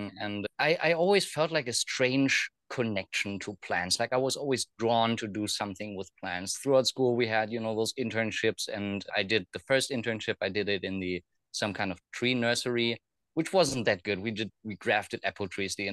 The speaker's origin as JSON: {"language": "English", "country": "Germany", "tie": "born or raised there", "also_born_or_lived": "Thailand", "moved": "yes", "said": "I grew up in Germany"}